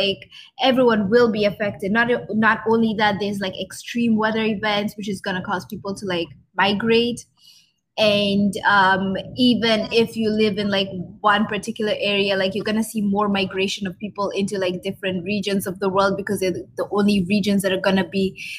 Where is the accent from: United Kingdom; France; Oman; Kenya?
Kenya; now in Ottawa, Canada; I grew up in Kenya.